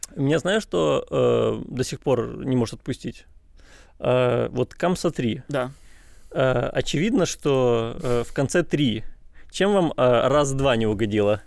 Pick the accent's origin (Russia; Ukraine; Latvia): Ukraine; Chornomorsk, Odesa Oblast; Я из Ильичевска. Ильичевску 40 лет. Там нет ни одного экскурсовода.